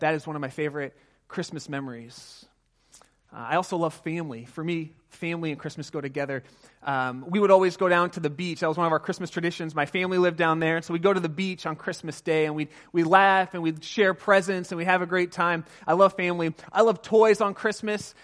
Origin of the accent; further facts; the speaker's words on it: California, United States; I grew up just outside of Pasadena in Southern California